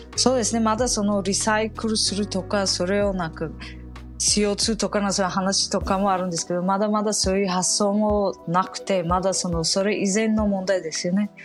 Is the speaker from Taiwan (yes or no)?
no; Samarkand, Samarqand Region, Uzbekistan; now in Japan; 生まれ育ったその第二にあの大きなそのサマルカンドの町